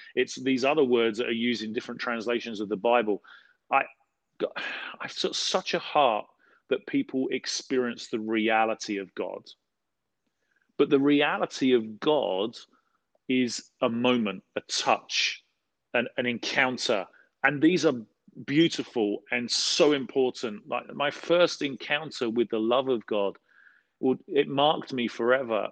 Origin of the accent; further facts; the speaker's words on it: London, United Kingdom; I grew up in South London